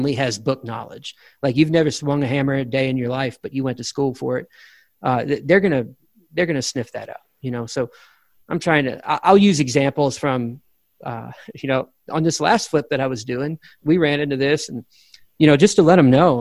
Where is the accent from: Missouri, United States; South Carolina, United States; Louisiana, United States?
Louisiana, United States; moved away as an adult; now in Texas, United States; I was born and raised in Louisiana. I've been in Texas for 22 years